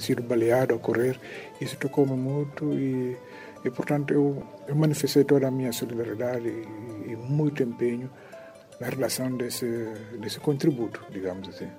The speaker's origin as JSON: {"language": "Portuguese", "town": "Catió", "region": "Tombali", "country": "Guinea-Bissau", "said": "Eu sou de Catió"}